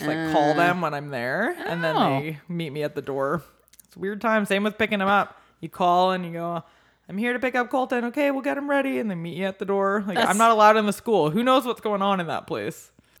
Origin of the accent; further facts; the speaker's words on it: Canada; we're Canadian.